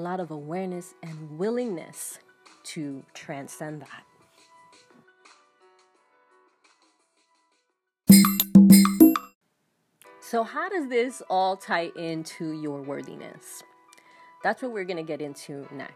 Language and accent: English; New York City, New York, United States; When I was about 5 years old, my family moved to another apartment in the Bronx. I grew up in New York City.